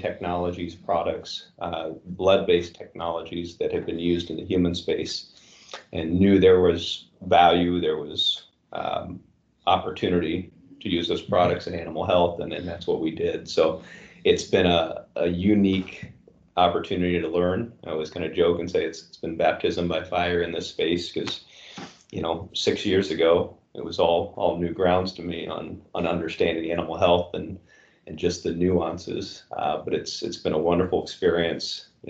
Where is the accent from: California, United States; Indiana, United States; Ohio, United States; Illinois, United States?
Indiana, United States; North Vernon; also born or lived in Jacksonville, Florida; now in Warsaw, Indiana, United States; I grew up actually in Indiana, so I'm a Hoosier by birth and grew up about 3.5 hours south of Warsaw. And Jennings County was actually my hometown, North Vernon, Indiana.